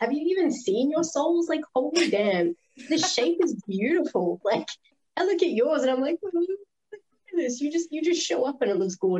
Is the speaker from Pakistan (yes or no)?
no; Australia; as the Aussie here